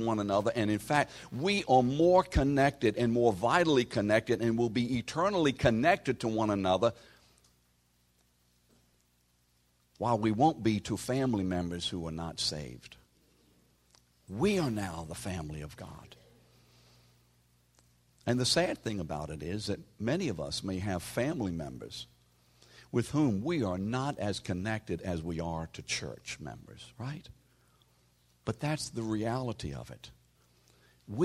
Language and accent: English; New Orleans, Louisiana, United States; You see, we from New Orleans, we didn't get trained that way.